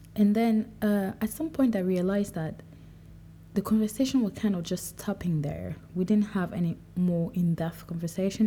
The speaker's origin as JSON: {"language": "English", "town": "Douala", "region": "Littoral", "country": "Cameroon", "tie": "born or raised there", "also_born_or_lived": "France", "moved": "as an adult", "lives_now": "London, United Kingdom", "said": "I grew up in Cameroon"}